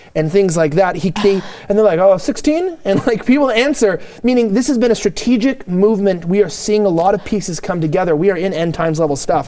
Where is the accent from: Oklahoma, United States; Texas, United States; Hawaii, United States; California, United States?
California, United States; I'm from California